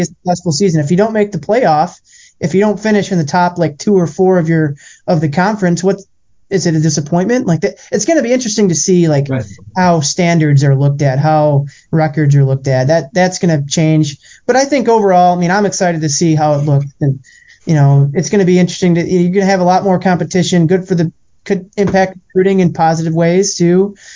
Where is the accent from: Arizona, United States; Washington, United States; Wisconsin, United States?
Wisconsin, United States; Milwaukee; I grew up in Milwaukee